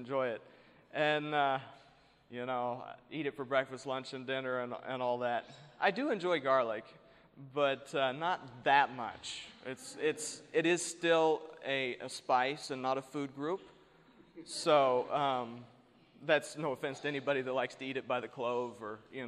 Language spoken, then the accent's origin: English; East Coast, United States; now in New Mexico, United States; I was born and raised in back east.